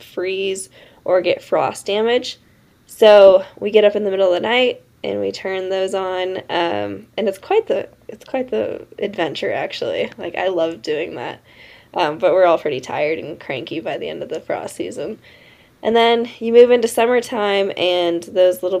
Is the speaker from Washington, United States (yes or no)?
yes; Tonasket, Washington, United States; I'm from a small town called Tenasket up in north central Washington